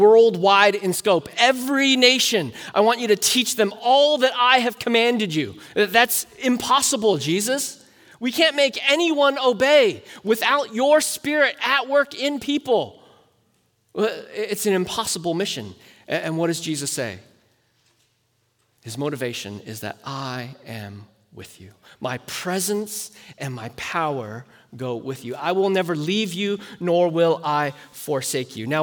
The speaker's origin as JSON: {"language": "English", "country": "United States", "said": "as American Christians"}